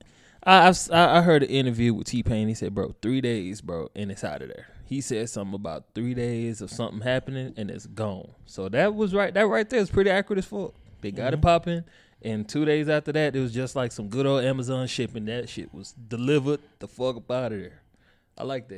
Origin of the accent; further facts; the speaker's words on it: Nigeria; I'm Nigerian